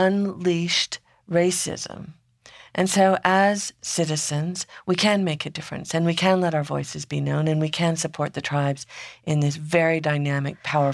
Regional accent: Four Corners area, Utah, United States; my home country, which is in Utah, Four Corners area.

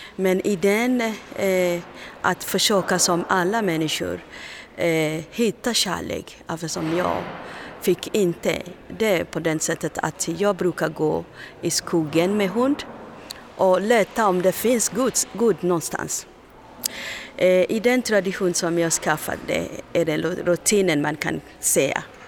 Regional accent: Kenya; Swedish is a second language; moved away as an adult; also born or lived in Tanzania / Uganda; now in Sweden; jag är kenyan men jag flyr från Kenya, Tanzania

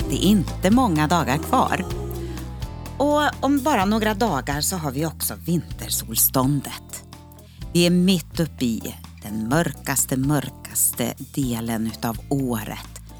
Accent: Norrland, Sweden; now in Uppsala, Sweden; Ja, det hörs nog inte riktigt. Jag är ju norrlänning, egentligen.

